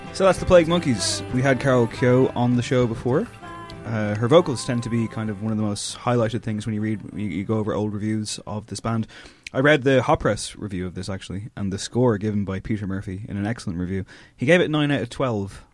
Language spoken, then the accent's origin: English; Drogheda, Leinster, Ireland; growing up in Drogheda